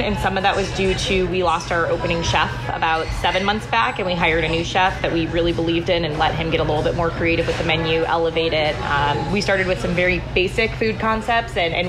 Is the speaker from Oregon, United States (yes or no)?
no; Chicago, Illinois, United States; now in Tucson, United States; I am from Chicago, actually. Born and raised. Mm-hmm. Moved out here when my grandparents retired out here. And within a year, my entire family followed them out here.